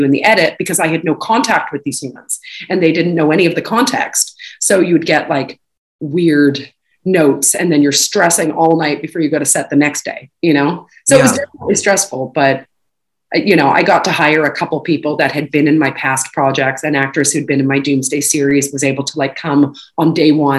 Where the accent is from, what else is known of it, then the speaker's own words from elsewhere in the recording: Canada; moved away; when I grew up and went to school, you know, high school in Canada